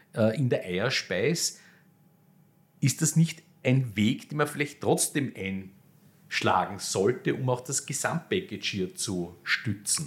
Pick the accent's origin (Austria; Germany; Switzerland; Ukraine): Austria; Vienna; als Wiener